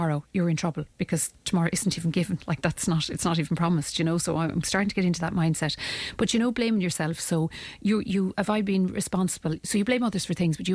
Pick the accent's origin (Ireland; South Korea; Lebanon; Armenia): Ireland; as Irish people